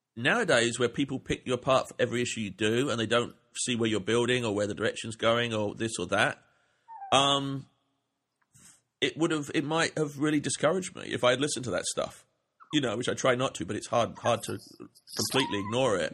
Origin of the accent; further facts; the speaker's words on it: England, United Kingdom; moved away; I grew up in England